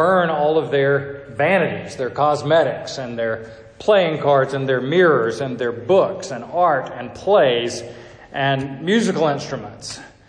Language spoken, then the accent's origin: English; Atlanta, Georgia, United States; I'm from Atlanta